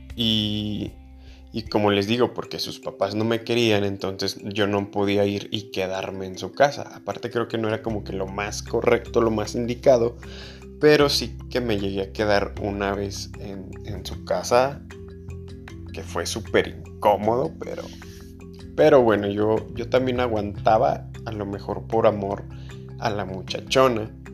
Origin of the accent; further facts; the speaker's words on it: León, Guanajuato, Mexico; yo soy de León, Guanajuato, México y de, aquí de León